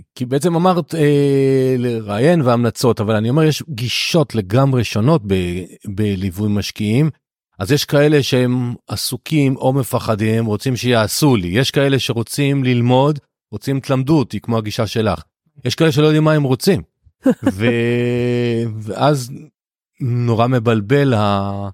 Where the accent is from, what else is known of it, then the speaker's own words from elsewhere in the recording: the Krayot, Haifa District, Israel; now in Rakefet, Israel; אני יליד הקריות, אני היום גר ליד כרמיאל, ביישוב בשם רקפת